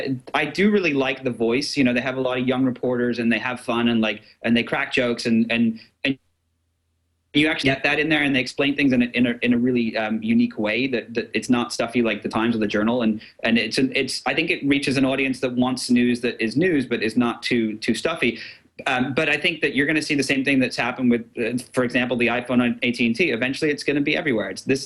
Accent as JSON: {"language": "English", "region": "England", "country": "United Kingdom", "tie": "born or raised there", "moved": "yes", "lives_now": "United States", "said": "I grew up in England"}